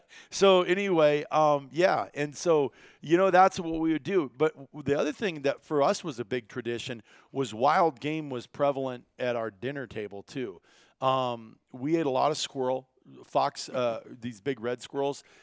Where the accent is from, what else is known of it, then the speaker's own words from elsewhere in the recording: Iowa, United States; growing up in Iowa, it involved pheasant hunting.